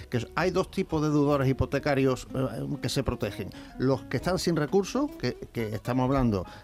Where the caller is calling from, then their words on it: Granada, Andalusia, Spain; Buenos días